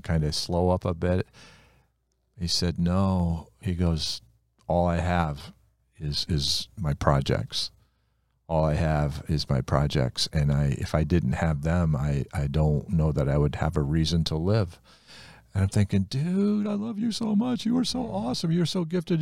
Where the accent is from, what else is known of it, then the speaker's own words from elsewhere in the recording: Ohio, United States; the Amish country, uh, is about half hour east of where we grew up in Ohio